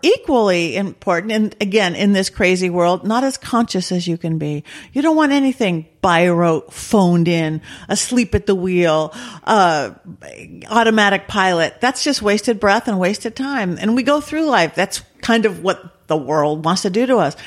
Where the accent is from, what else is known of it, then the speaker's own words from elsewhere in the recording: Lakewood, California, United States; I grew up um in Lakewood by Long Beach. Okay. Southern California, suburban Southern California